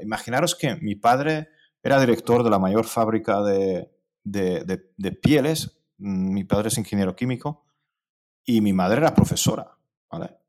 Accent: Cluj-Napoca, Cluj County, Romania; Spanish is a second language; also born or lived in Hungary / Spain; now in near Budapest, Hungary; yo nací en Transilvania, eh, donde, de donde es Rácula. Eh, nací en Cluj, en Kolozsvár

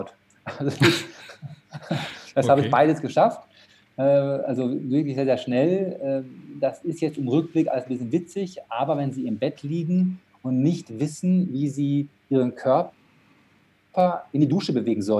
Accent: Dortmund, North Rhine-Westphalia, Germany; born there; ich bin in Dortmund geboren und habe das auch das Glück gehabt, in Dortmund studieren zu dürfen.

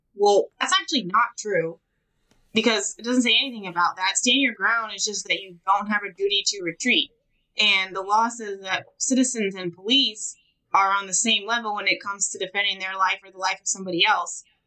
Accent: California, United States; also born or lived in San Francisco; now in Georgia, United States; I'm from California

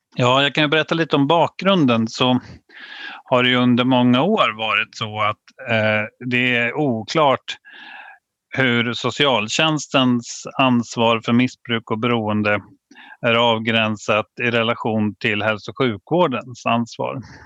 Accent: Vadstena, Östergötland, Sweden; jag är ju uppväxt i Vadstena

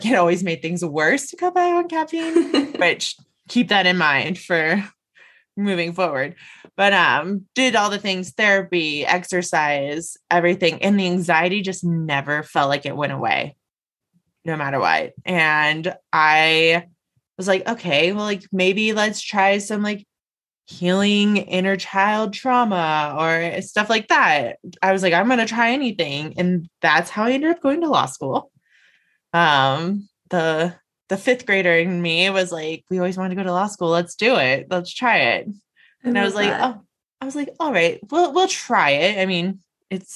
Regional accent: Las Vegas, Nevada, United States; moved away as an adult; also born or lived in Denver; I moved away from my family. I moved out of state. I grew up in Las Vegas. And so I moved to Denver

